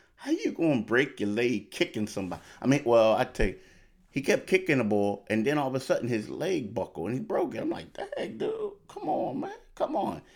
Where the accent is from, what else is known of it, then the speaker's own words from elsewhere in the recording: Philadelphia, Pennsylvania, United States; also born or lived in Myrtle Beach; I'm a Philadelphian